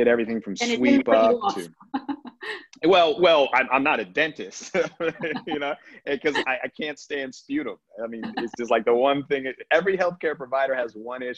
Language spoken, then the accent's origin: English; Colorado, United States; I'm from Colorado